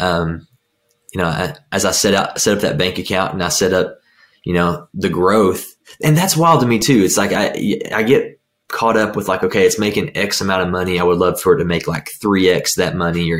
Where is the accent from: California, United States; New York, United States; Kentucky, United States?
Kentucky, United States; I'm from Kentucky.